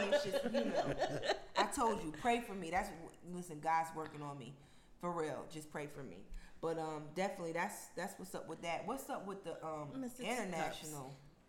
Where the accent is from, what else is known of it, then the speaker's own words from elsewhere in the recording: Albany, New York, United States; now in Eastern North Carolina, United States; And that's in Albany, New York. Like, I'm disgusted with my hometown right now.